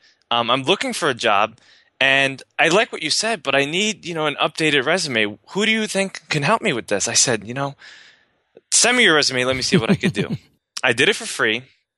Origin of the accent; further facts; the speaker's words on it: New York, United States; I grew up in the ghetto of, you know, New York. I was raised in the Bronx, and, you know, my family was very poor